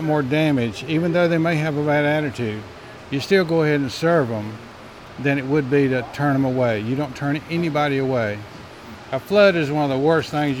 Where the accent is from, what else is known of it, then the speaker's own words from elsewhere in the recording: Charlotte, North Carolina, United States; moved away as an adult; now in Grifton, United States; I'm from Charlotte, general contractor by trade